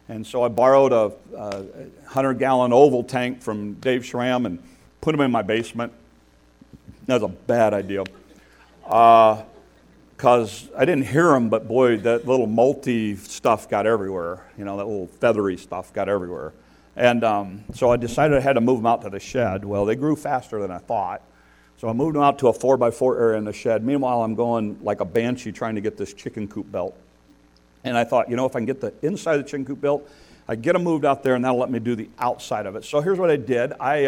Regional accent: United States; you'll know I am an American, and I am loud and proud about it.

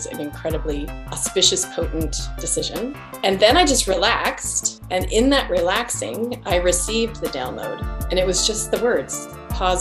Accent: Salt Lake City, Utah, United States; now in San Francisco Bay Area, United States; I grew up in Salt Lake, but came to the Bay Area during all the technology boom.

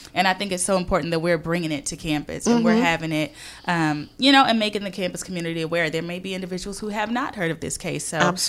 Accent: Houston, Texas, United States; I'm from Houston, Texas.

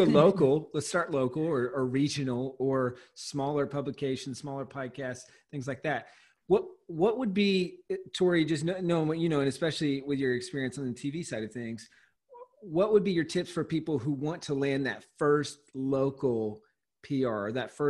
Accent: Walhalla, South Carolina, United States; the property that we grew up in Walhalla, South Carolina

